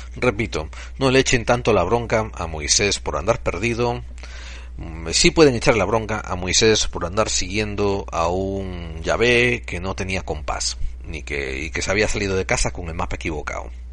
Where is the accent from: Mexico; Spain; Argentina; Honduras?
Spain; somos españoles